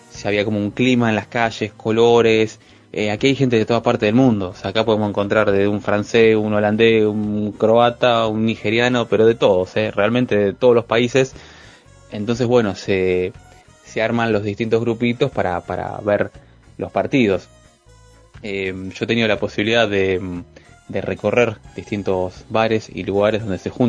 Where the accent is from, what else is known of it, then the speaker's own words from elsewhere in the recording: Rosario, Santa Fe, Argentina; now in Barcelona, Spain; soy un rosarino viviendo ya hace unas semanas largas en Barcelona, en España